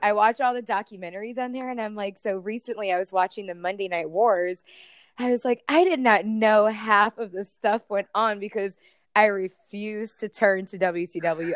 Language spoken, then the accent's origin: English; Tampa Bay area, Florida, United States; I actually am a Floridian. I was born and raised right here in the Tampa Bay area.